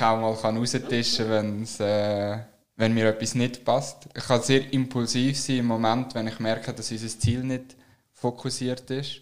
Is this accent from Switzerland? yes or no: yes; Switzerland; wir Schweizer